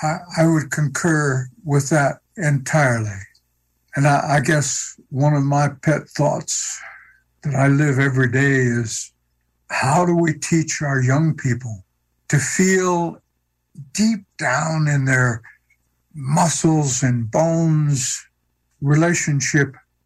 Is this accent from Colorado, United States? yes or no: yes; Denver, Colorado, United States; born there; Where are you from? Denver. I was born here.